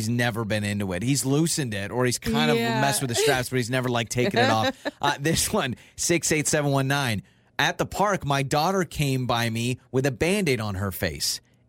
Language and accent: English; United States; I'm American.